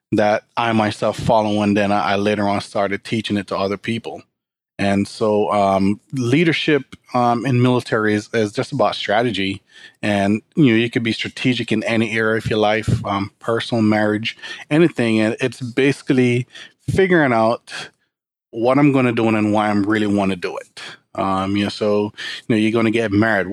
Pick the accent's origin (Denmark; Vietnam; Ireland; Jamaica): Jamaica; moved away as an adult; now in United States; I grew up in Jamaica, country population about 2.6 million people with a poverty rate of 85%